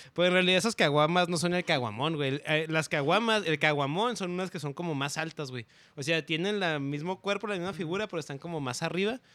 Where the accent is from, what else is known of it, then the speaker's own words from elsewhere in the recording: Ciudad Juárez, Chihuahua, Mexico; me acuerdo de niño, güey, allá en Juárez, este, este, mi casa estaba en una esquina